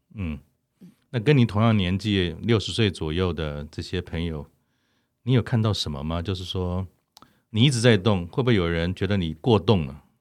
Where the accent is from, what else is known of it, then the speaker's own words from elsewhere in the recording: Taiwan; 我们已经在台湾长大